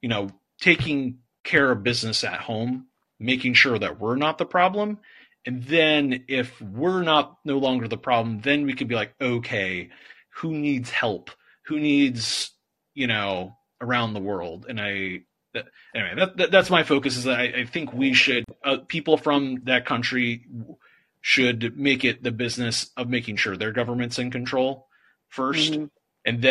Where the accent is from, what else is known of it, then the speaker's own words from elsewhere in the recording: United States; as an American